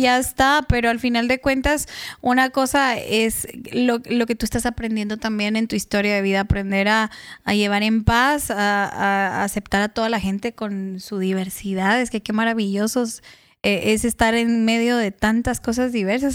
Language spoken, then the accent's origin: Spanish; Guatemala; yo soy chapina, guatemalteca